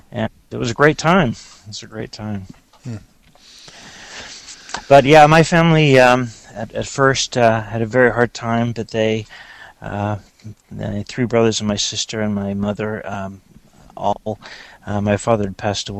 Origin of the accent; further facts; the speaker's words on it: Los Angeles, California, United States; moved away; I grew up in Los Angeles